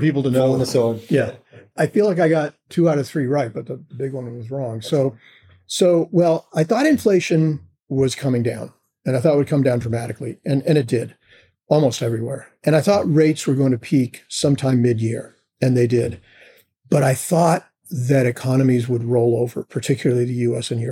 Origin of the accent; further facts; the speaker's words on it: United States; I'm an American